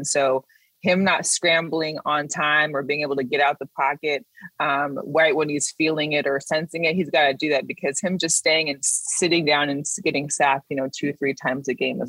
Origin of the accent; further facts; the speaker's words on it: Seattle, Washington, United States; now in Las Vegas, United States; I live in Las Vegas, but I'm from Seattle.